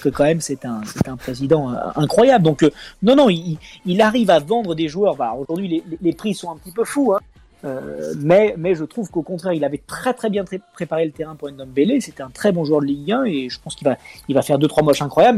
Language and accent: French; Lyon, Auvergne-Rhône-Alpes, France; je suis né à Lyon 8 le 21 décembre 86, hein, et, fièrement donc lyonnais de, naissance et, de cœur